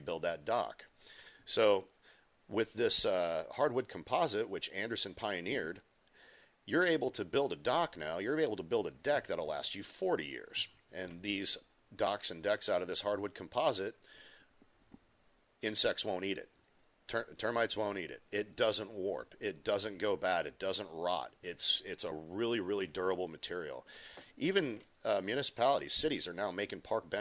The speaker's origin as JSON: {"language": "English", "region": "Minnesota", "country": "United States", "said": "my home state of Minnesota"}